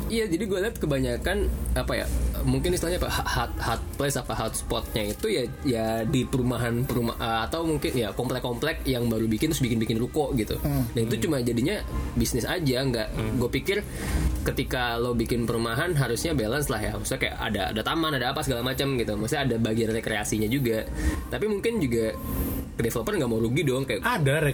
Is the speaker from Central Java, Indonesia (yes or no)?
yes; Semarang, Central Java, Indonesia; born there; now in Bekasi, Indonesia; Bekasi tapi kelahiran Semarang